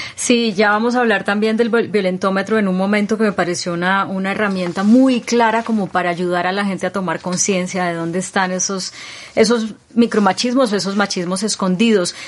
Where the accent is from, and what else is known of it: Colombia